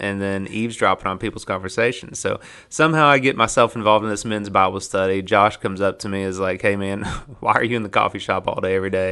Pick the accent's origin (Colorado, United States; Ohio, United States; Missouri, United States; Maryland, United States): Ohio, United States; moved away as an adult; I was raised in Ohio, but, uh, but, you know, my family's got the hillbilly highway history